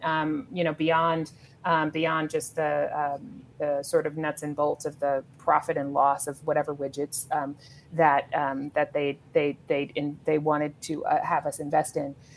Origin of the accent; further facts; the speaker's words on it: Los Angeles, California, United States; I grew up in South Los Angeles